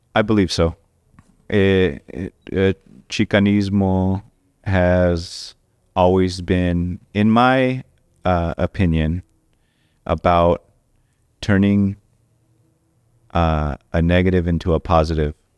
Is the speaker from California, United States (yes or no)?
yes; Orange County, California, United States; also born or lived in Anaheim / Boyle Heights, Los Angeles; I grew up in Orange County